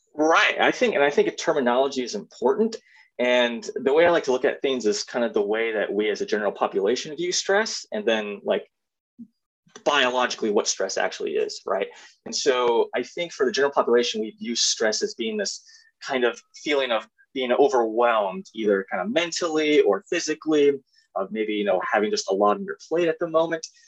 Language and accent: English; East Moline, Illinois, United States; I am from the fifth Quad City, East Moline, Illinois, um, and born and raised there